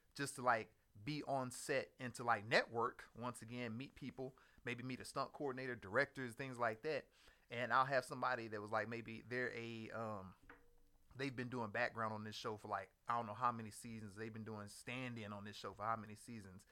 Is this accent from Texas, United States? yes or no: yes; Houston, Texas, United States; moved away as an adult; also born or lived in Maryland / Northern Virginia; I'm originally from Houston, Texas